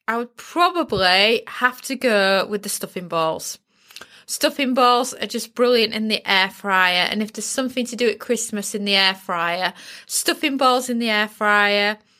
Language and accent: English; United Kingdom; being British